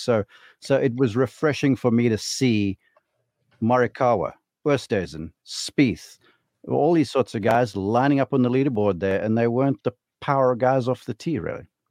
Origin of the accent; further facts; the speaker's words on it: South Africa; as a South African